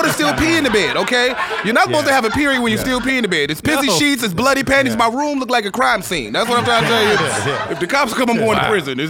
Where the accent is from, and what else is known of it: Chicago, Illinois, United States